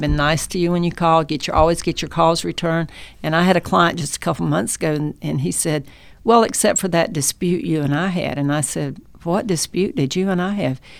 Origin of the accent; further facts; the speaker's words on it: North Carolina, United States; also born or lived in Chicago; now in Dalton, United States; I'm from North Carolina so I grew up in a small town